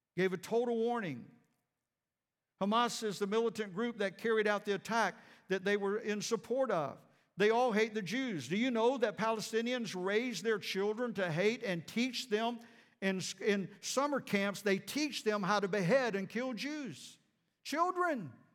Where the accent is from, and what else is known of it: United States